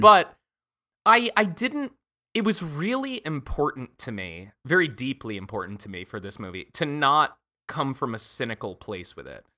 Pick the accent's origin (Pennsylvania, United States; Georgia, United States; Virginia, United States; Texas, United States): Pennsylvania, United States; also born or lived in Montana / New York / Paris / Berlin; now in Los Angeles, United States; I'm originally from Montana. Uh, I did a lot of my growing up in Pennsylvania